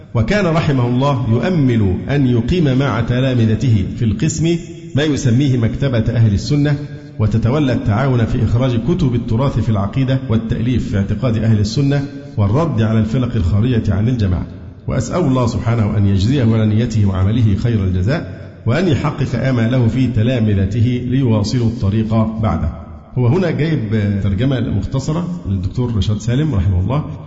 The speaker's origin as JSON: {"language": "Arabic", "town": "Alexandria", "region": "Alexandria Governorate", "country": "Egypt", "said": "أنا اسكندراني"}